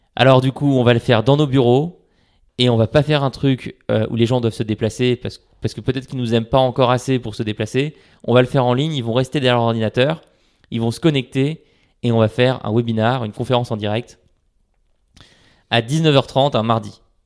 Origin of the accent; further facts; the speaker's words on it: Paris, Île-de-France, France; j'habite à Paris, je suis né à Paris et j'ai grandi à Paris